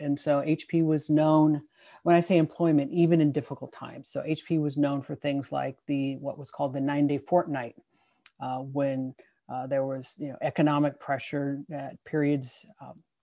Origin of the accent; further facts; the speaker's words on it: Santa Clara Valley, California, United States; growing up in the Valley here